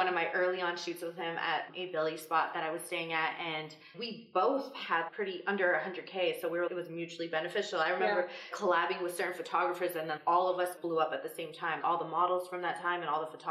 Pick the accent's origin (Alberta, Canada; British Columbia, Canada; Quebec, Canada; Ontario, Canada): Quebec, Canada; moved away as an adult; also born or lived in Toronto; I'm from Quebec, so legal drinking is there